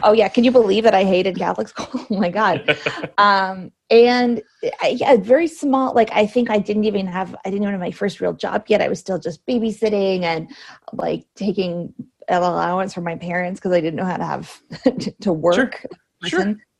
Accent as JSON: {"language": "English", "town": "Cambridge", "region": "Ontario", "country": "Canada", "tie": "born or raised there", "moved": "yes", "lives_now": "Toronto, Canada", "said": "technically I'm from Cambridge, which is an hour mm. away."}